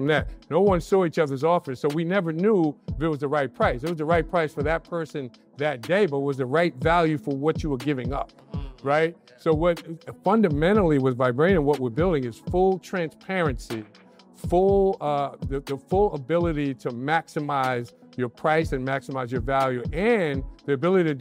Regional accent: New York City, New York, United States; I grew up in the Bronx

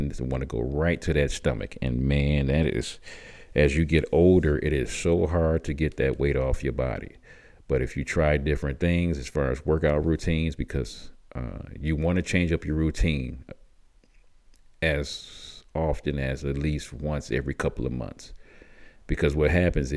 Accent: Michigan, United States; moved away; also born or lived in Tucson, Arizona; I grew up in Michigan

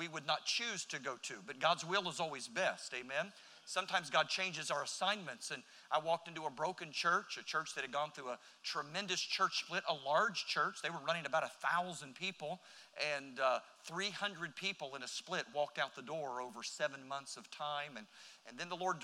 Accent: Florida, United States; moved away; I was from Florida

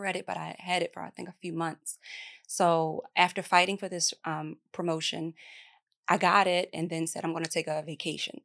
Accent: Baltimore, Maryland, United States; I'm from Baltimore

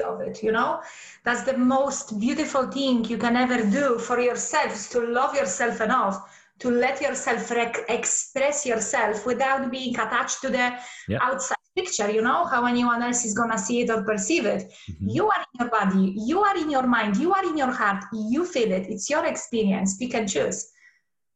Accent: Poland; moved away; So I come from Poland. And when I was a little girl, there was still communism over there.

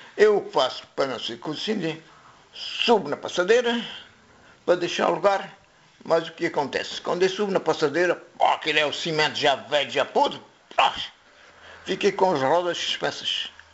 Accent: Morocco; moved away as an adult; now in Quelfes, Portugal; Nasci aqui em Quelves, depois emigrei com meus pais para Marrocos. Era bebê, tinha seis meses. Depois fiz a vida lá em Marrocos

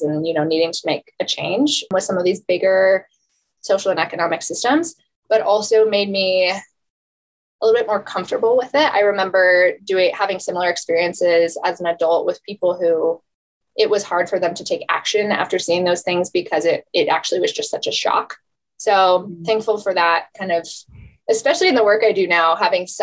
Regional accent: just north of Denver, Colorado, United States; I grew up 20 minutes from where I'm sitting now in just north of Denver, and we're based in Denver.

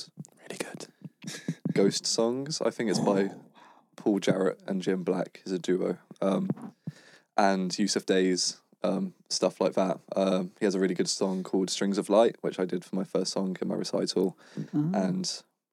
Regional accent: near Norwich, East of England, United Kingdom; moved away as an adult; now in Newcastle, United Kingdom; The closest city to me is Norwich, but I'm right by the sea

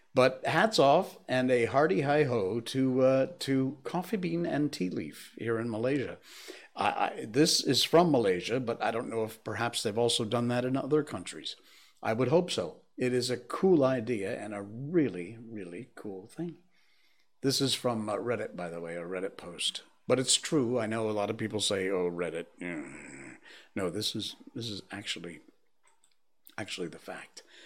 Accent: Connecticut, United States; moved away; my home state

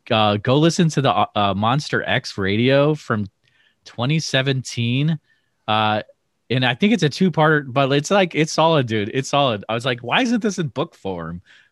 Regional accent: Massachusetts, United States; now in Iowa, United States; so I'm in Iowa, right? I grew up in Massachusetts, and so I'm, you know, in my late 30s

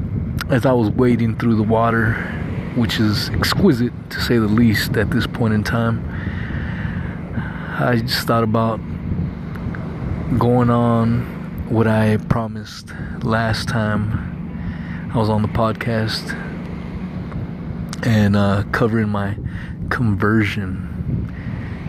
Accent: Southern California, United States; I was born in Southern California to some illegal Mexican immigrants

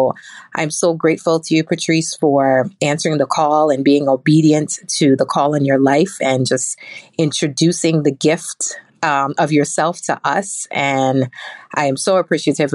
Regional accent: New York City, New York, United States; I'm from Brooklyn, New York

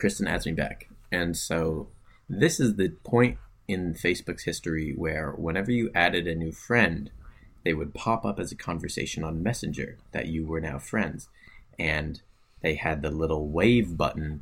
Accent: Ottawa, Ontario, Canada; it's in Ottawa. It's in my hometown

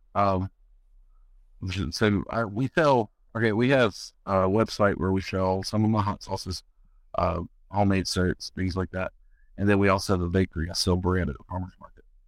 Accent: North Carolina, United States; moved away as an adult; also born or lived in Louisiana (Cajun country); I was born and raised in North Carolina, uh, foothills of the Appalachian Mountains

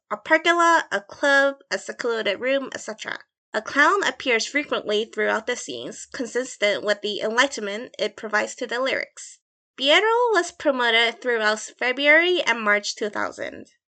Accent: Chicago, Illinois, United States; accent: Midwest; moved away; I grew up in Chicago for a while, so my accent is very, like, much Midwest influenced

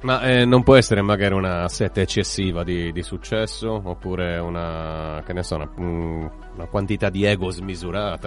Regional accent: Ruinas, Sardinia, Italy; now in Cagliari, Italy; Ruinas è il mio paese e Cagliari è la mia città

